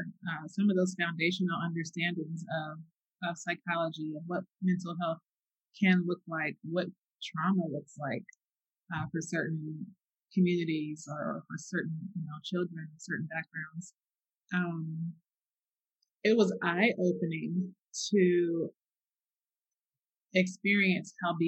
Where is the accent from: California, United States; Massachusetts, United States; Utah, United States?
California, United States; Bay Area; moved away; I'm from the Bay Area.